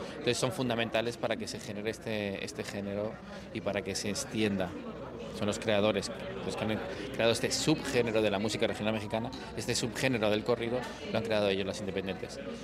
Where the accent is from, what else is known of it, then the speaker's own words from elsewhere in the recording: Spain; moved away as an adult; now in Miami, United States; siendo español